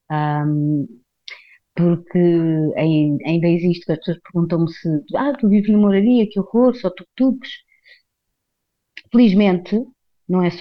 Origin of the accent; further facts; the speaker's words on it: Carcavelos, Lisbon, Portugal; moved away as an adult; also born or lived in Viseu / Mouraria, Lisbon; Só tive lá o meu primeiro mês da minha vida. Depois fui viver para Carcavel e fiquei lá até aos meus 20 quatro, acho eu.